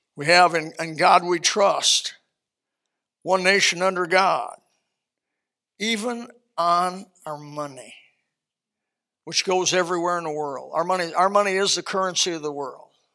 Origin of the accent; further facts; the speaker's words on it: Elkhart, Indiana, United States; My hometown, Elkhart, Indiana